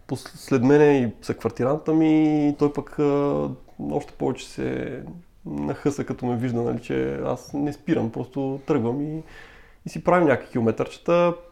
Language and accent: Bulgarian; Sevlievo, Gabrovo Province, Bulgaria; moved away as an adult; now in Sofia, Bulgaria; аз съм роден от Севлиево. Вече в София съм над 10 години.